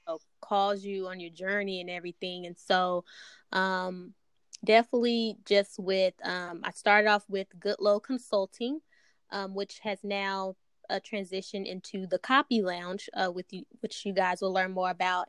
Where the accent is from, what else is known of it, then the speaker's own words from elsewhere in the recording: Dallas, Texas, United States; I'm from Dallas, Texas. Um, born and raised